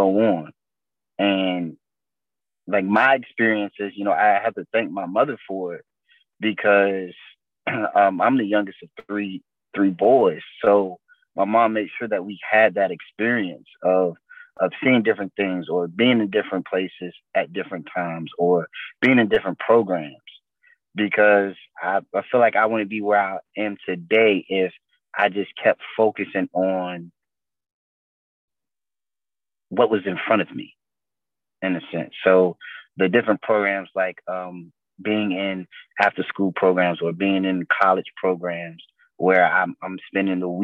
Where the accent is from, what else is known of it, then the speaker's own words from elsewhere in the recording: Portsmouth, Virginia, United States; being from Portsmouth